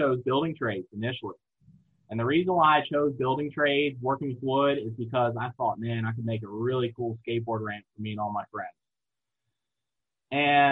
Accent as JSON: {"language": "English", "region": "Eastern Shore of Virginia", "country": "United States", "tie": "born or raised there", "also_born_or_lived": "Newport News, Virginia", "said": "I'm from the Eastern Shore of Virginia, which is the little coastal part of Virginia"}